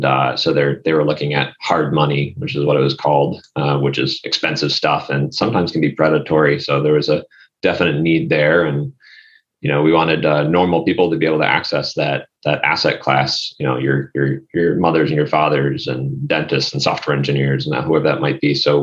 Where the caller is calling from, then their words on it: Chicago, Illinois, United States; also born or lived in Los Angeles; Warm and sunny Chicago. I used to be in Los Angeles